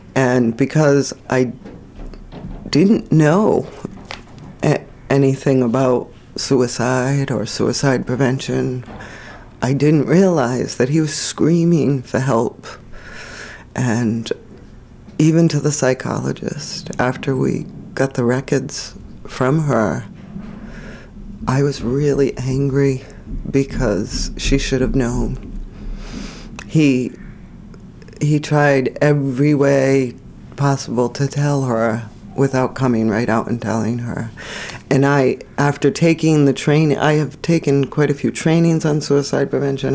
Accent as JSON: {"language": "English", "region": "Rhode Island", "country": "United States", "moved": "as an adult", "said": "we're originally from Rhode Island. We've been here for over 20 years"}